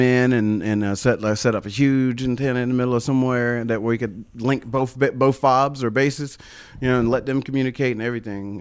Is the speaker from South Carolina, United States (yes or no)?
yes; Travelers Rest, South Carolina, United States; accent: country; also born or lived in Marietta, South Carolina; T R, Traveler's Rest, went to T R High School